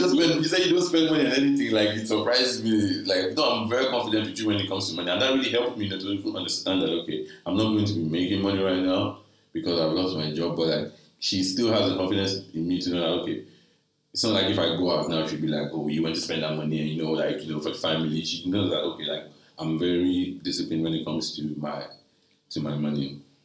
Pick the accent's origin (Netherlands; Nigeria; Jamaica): Nigeria; I'm a Nigerian guy